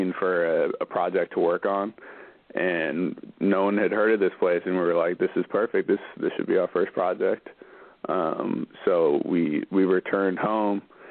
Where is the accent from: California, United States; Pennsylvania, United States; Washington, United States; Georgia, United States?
California, United States; Berkeley; also born or lived in Oakland, California / Los Angeles, California; I went to only Berkeley schools my whole life. Went to Berkeley High